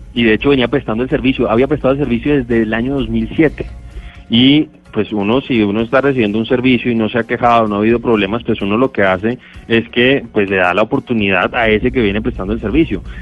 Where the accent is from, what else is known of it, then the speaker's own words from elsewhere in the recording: Colombia; como colombiano